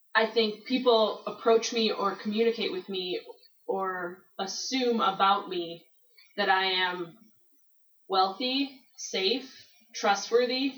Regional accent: Michigan, United States; now in Denver, United States; I'm from Michigan, and I grew up in a con- moderately conservative evangelical church.

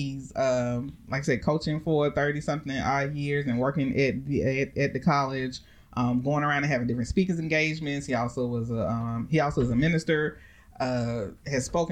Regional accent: Augusta, Georgia, United States; growing up in Augusta, where my father is the coach

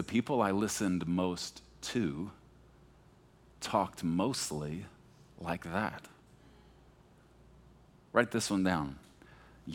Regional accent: Beaumont, Texas, United States; moved away; When I was young, I grew up in Texas. And I mean, like, deep in the South, when I was a baby, Beaumont, Texas, outside of Houston

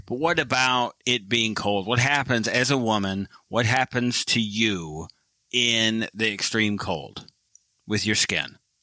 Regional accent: Michigan, United States; I was born in Michigan and I was a kid in Michigan

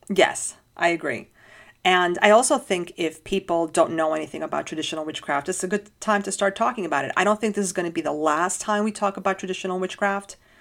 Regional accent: New York, United States; as a New Yorker

